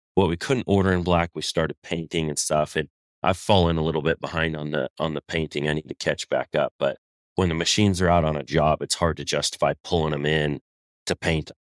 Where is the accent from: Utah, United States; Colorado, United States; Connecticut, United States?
Colorado, United States; moved away; also born or lived in Southern California; I'm originally from Colorado